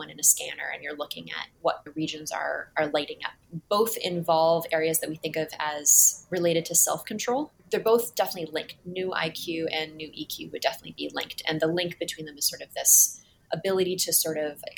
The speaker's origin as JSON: {"language": "English", "town": "Cambridge", "region": "Massachusetts", "country": "United States", "tie": "born or raised there", "said": "I grew up in Cambridge, but I went to a boarding school"}